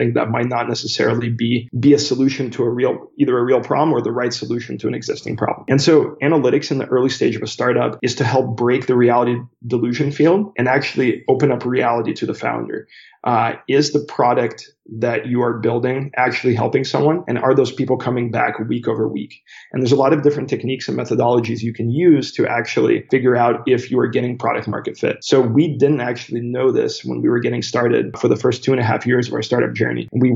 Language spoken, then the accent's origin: English; United States; also born or lived in St. Petersburg, Russia; I emigrated with my family to the United States when I was 7 years old, so in 1996.